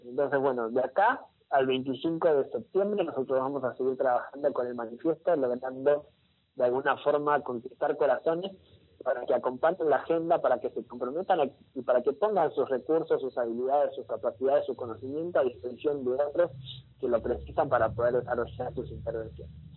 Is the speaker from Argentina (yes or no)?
yes; Argentina; como Argentina